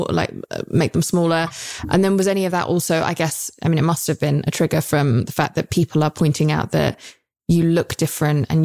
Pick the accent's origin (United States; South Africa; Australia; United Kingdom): United Kingdom; I'm British.